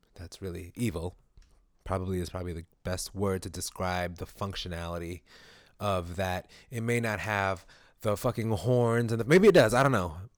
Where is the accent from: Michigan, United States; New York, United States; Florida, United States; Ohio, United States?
New York, United States; New York City; I grew up in East New York